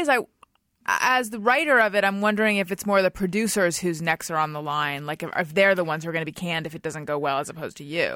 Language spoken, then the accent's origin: English; Orange County, California, United States; also born or lived in Oakland, California; I was born in Oakland, which I was, but we moved down to Orange County w, before I was even a year old